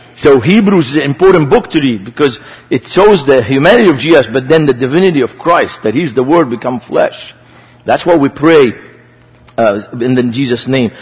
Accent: Beirut, Beirut Governorate, Lebanon; moved away; I grew up in Beirut, Lebanon, so I have a strange name.

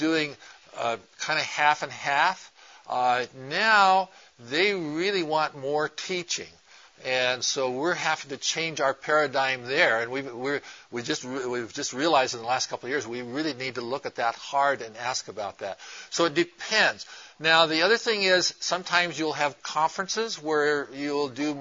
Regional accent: Portland, Oregon, United States; I'm from Portland, Oregon

